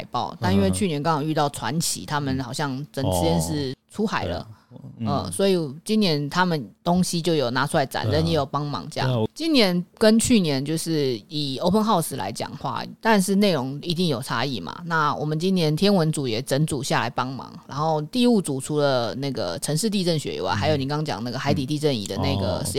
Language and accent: Chinese; Taipei, Taiwan; 像我们台北人